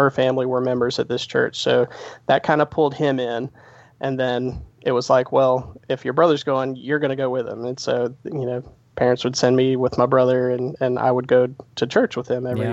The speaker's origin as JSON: {"language": "English", "region": "South Carolina", "country": "United States", "tie": "born or raised there", "also_born_or_lived": "New Jersey", "accent": "slight twang", "said": "we moved down here when I was 5 years old."}